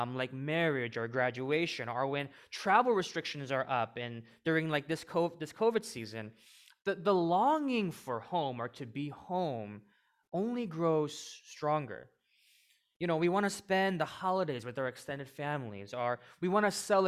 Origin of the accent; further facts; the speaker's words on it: suburbs of St. Louis, Missouri, United States; moved away as an adult; now in Chicago, United States; I was born in the suburbs of St. Louis